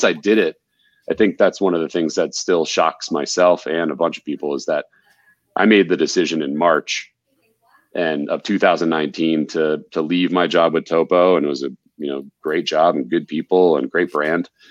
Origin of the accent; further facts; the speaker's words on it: New England, United States; also born or lived in East; now in Colorado, United States; We're both from New England. We live here in Colorado.